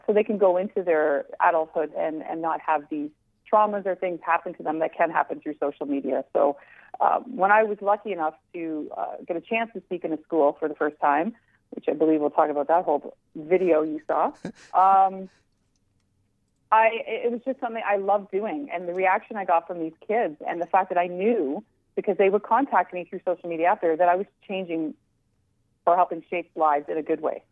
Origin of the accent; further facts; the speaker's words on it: Canada; We're Canadian